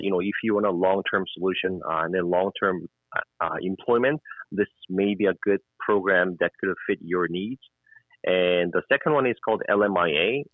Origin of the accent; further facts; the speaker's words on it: South Korea; also born or lived in Halifax, Canada; now in Edmonton, Canada; I am mm-hmm. from South Korea. I was born in South Korea.